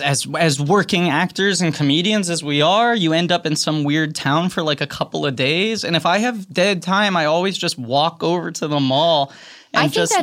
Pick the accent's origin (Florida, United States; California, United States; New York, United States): New York, United States; New York City; I grew up in New York City, so like malls have always been very exotic to me.